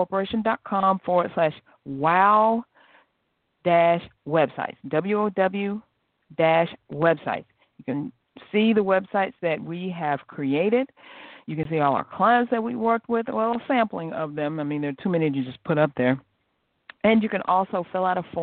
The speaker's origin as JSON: {"language": "English", "region": "South Carolina", "country": "United States", "said": "I'm from South Carolina, too"}